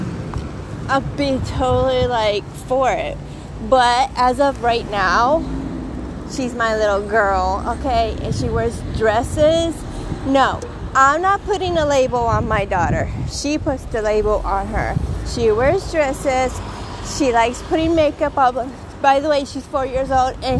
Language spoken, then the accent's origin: English; United States; now in Israel; I grew up in the United States.